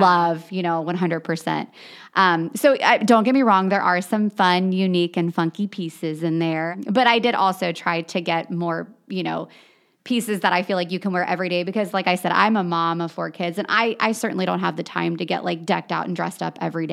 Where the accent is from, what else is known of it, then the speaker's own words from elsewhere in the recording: New Richmond, Ohio, United States; I grew up on the East Side. I actually grew up in New Richmond